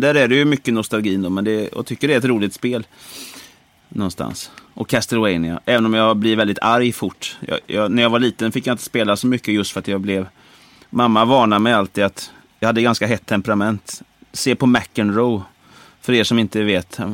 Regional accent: Brålanda, Västra Götaland, Sweden; moved away; Jag är uppväxt i Brålanda

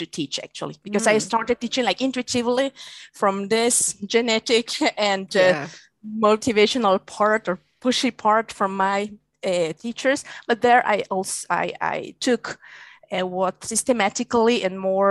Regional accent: Guatemala; first language Spanish; English is a second language; moved away as an adult; also born or lived in Czech Republic; I'm from Guatemala, actually. And there I studied economics the same

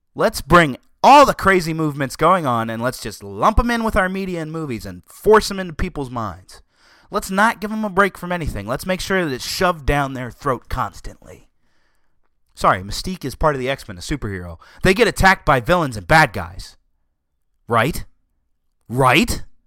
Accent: Southern, United States; accent: Southern; my Southern accent

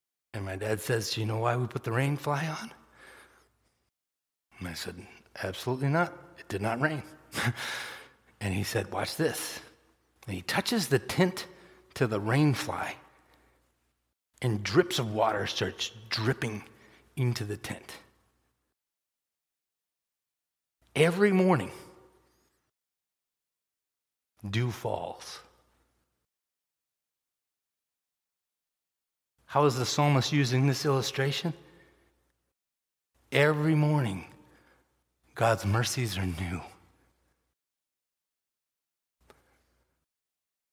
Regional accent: Massachusetts, United States; moved away; I grew up in Massachusetts.

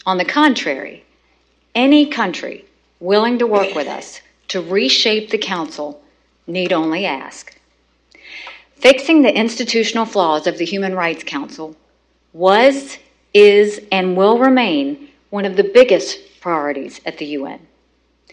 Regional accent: United States; I'm an American

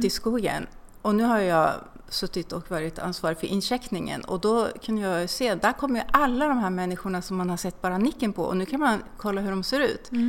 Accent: Linköping, Östergötland, Sweden; jag är från Linköping

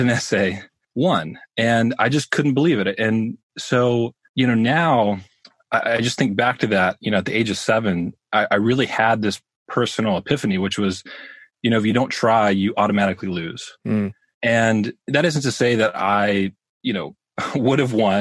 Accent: Birmingham, Alabama, United States; I grew up in Birmingham, Alabama.

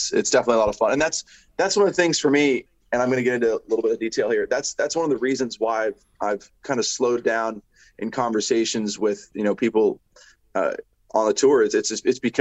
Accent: United States; being an American.

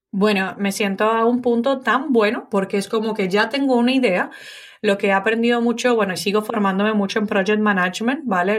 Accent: Dominican Republic; moved away as an adult; also born or lived in Italy; now in Spain; en República Dominicana cuando nos mudamos de Italia

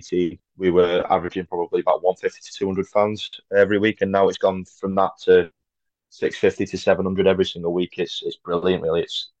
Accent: Congleton, North West England, United Kingdom; playing for my hometown, especially with a lot of the lads that I've grown up with.

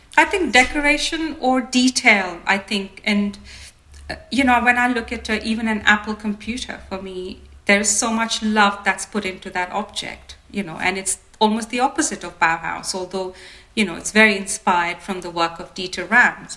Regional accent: India; as an Indian designer

